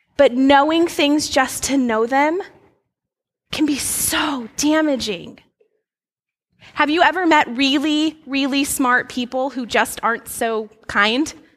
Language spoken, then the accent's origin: English; Alaska, United States; moved away; I grew up in Alaska